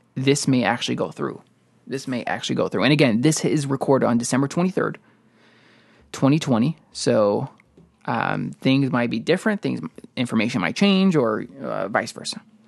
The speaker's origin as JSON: {"language": "English", "town": "Chicago", "region": "Illinois", "country": "United States", "said": "we're from Illinois, Chicago, uh, area."}